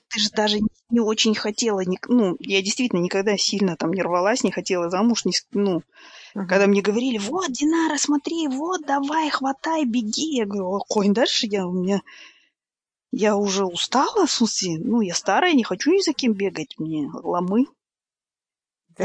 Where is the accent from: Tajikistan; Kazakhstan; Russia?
Kazakhstan; moved away; мы, ну, казахи когда-либо были очень сильными мусульманами